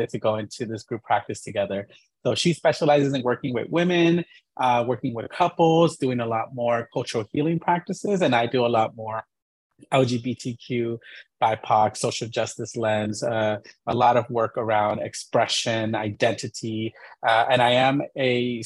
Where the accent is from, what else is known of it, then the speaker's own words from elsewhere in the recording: Inglewood, California, United States; also born or lived in San Francisco Bay Area; I'm originally from Inglewood, California in LA.